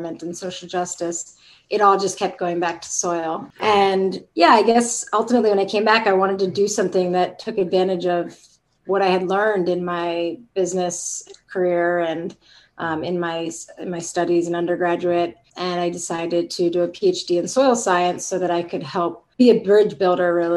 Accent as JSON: {"language": "English", "town": "Rockville", "region": "Maryland", "country": "United States", "tie": "born or raised there", "also_born_or_lived": "Richmond, Virginia / California", "moved": "yes", "lives_now": "Davis, United States", "said": "spent my entire youth in Rockville, Maryland, which is a suburb of Washington, D.C."}